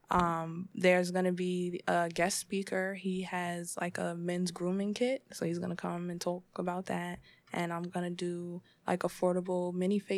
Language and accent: English; Harlem, New York, United States; don't say it because I'm from Harlem, so people look at that as, oh, you're a hater.